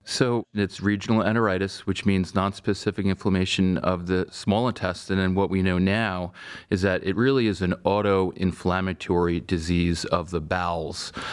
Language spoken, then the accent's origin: English; Stony Brook, New York, United States; moved away as an adult; also born or lived in Vermont; now in Cleveland, United States; I grew up in Stony Brook, Long Island